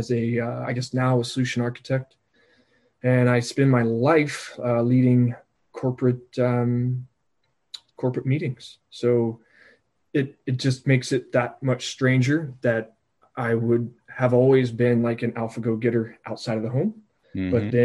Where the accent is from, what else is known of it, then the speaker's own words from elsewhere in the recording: South Carolina, United States; moved away as an adult; also born or lived in Japan / Virginia / California / Texas; My background, I'm from South Carolina. I went to University of South Carolina